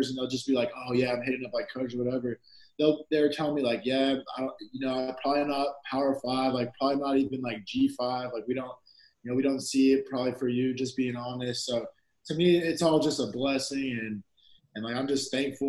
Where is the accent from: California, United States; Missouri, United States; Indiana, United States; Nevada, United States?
California, United States; San Bernardino; I'm from San Bernardino